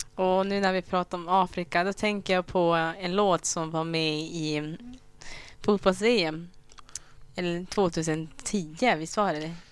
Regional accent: Rwanda; first language Kinyarwanda; Swedish is a second language; now in Sweden; Vi kommer ju från Rwanda

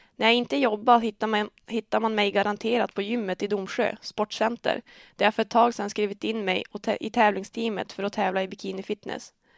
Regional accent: Örnsköldsvik, Västernorrland County, Sweden; Jag är född och uppvuxen i Örnsköldsvik

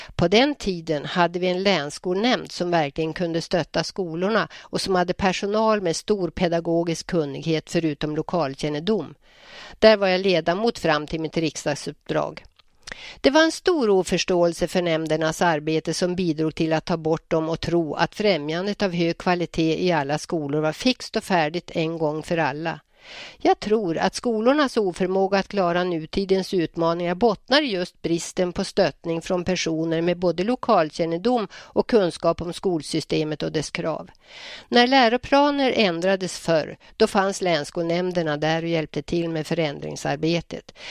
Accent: Njurundabommen, Västernorrland County, Sweden; also born or lived in Hallstahammar / Örnsköldsvik; now in Bönhamn, Sweden; Njurundabommen var min uppväxtplats

